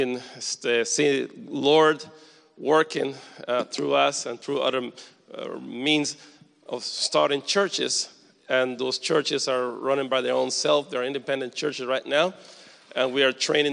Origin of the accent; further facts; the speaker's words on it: Costa Rica; moved away as an adult; also born or lived in Dominican Republic; I'm originally from Costa Rica